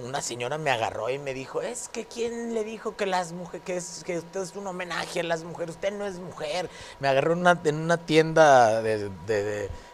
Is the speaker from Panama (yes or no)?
no; Torreón, Coahuila, Mexico; así somos la gente de Torreón